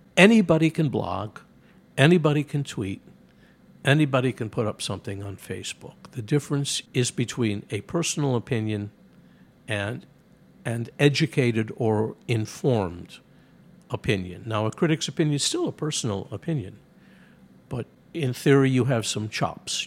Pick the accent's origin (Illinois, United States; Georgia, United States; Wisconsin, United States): Illinois, United States; Chicago; I grew up in Chicago when it had four major daily papers